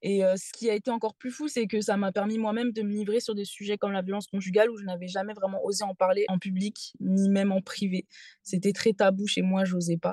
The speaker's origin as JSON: {"language": "French", "country": "Réunion", "tie": "born or raised there", "said": "je suis née à La Réunion"}